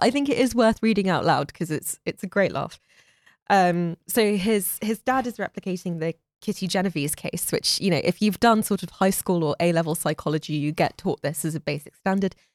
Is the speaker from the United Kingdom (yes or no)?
yes; London, United Kingdom; moved away; also born or lived in Florida, United States; I was born in London